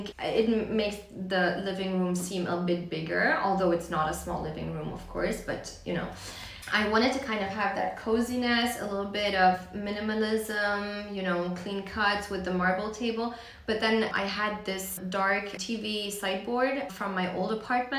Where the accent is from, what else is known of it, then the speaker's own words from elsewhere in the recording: Vienna, Austria; Polish, but born and raised in Vienna